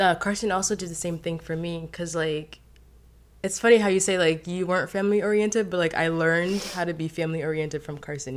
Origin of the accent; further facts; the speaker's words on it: Haiti; now in United States; I grew up in Haiti. I was raised, born and raised there, and so I came into America.